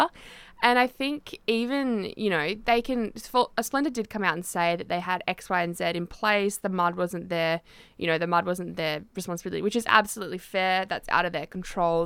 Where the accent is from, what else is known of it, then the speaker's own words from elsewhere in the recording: Tasmania, Australia; I grew up in Tassie